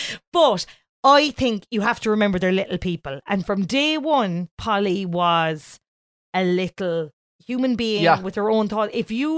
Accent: Ireland

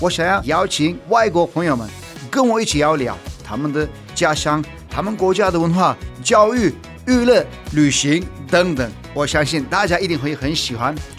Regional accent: Turkey; Chinese is a second language; now in Taiwan; 我是土耳其来的

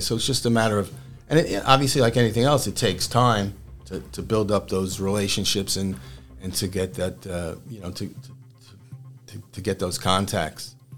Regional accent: New York City, New York, United States; moved away as an adult; also born or lived in Pottstown, Pennsylvania / Harrisburg, Pennsylvania; now in Staten Island, United States; I'm from Brooklyn

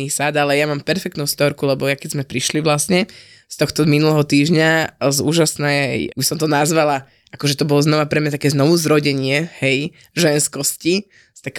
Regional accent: Vlčkovce, Trnava Region, Slovakia; u nás vo Vočkovciach

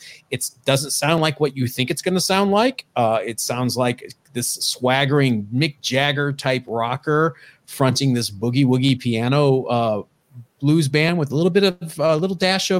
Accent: Elyria, Ohio, United States; Elyria, Ohio.

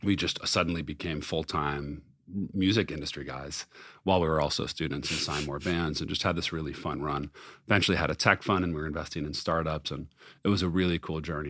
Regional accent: Los Angeles, California, United States; growing up in Los Angeles

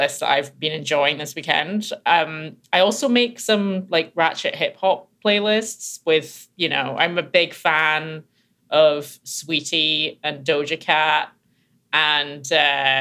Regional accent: Glasgow, Scotland, United Kingdom; I grew up in Glasgow in Scotland.

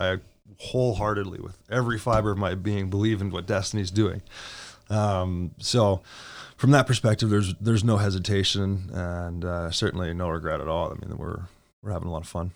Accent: Edmonton, Alberta, Canada; I was born and raised in Edmonton

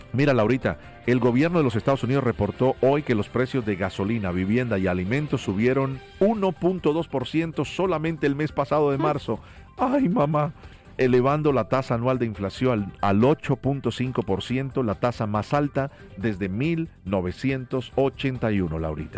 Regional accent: Cali, Valle del Cauca, Colombia; now in Miami, United States; en la ciudad de Cali, mi ciudad natal.

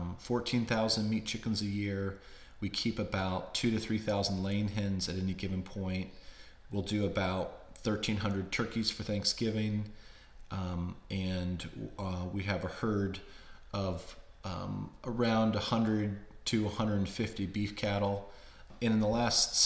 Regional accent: Warrenton, Virginia, United States; we moved back to my hometown of Warrenton, Virginia, which is about 50 miles southwest of DC

